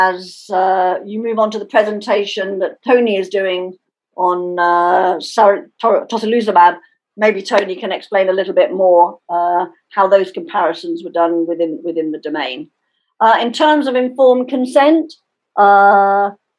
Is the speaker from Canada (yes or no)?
no; United Kingdom; I can feel as a Brit, although I'm sad to have Brexited